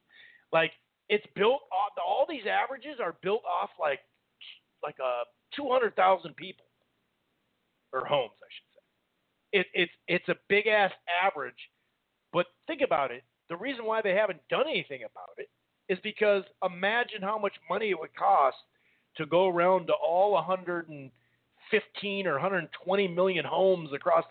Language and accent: English; Minnesota, United States; I didn't see 3 rounds that he won, dude, and I'm from Minnesota.